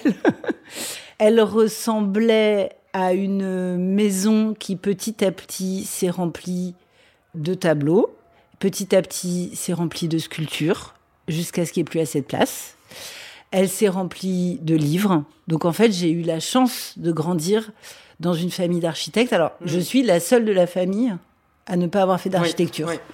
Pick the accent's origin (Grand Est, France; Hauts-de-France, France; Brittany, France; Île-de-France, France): Île-de-France, France; Vincennes; born or raised there; also born or lived in Les Lilas; now in Paris, France